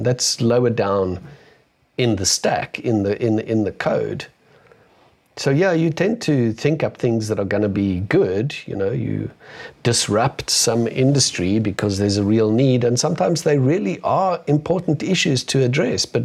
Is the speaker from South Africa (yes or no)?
yes; South Africa; being a South African